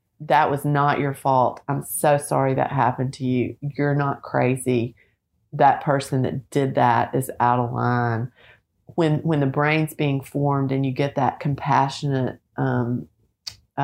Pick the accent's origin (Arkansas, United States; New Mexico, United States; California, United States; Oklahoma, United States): Arkansas, United States; Little Rock; now in Nashville, United States; I grew up in Little Rock, went to the University of Arkansas, and love our home state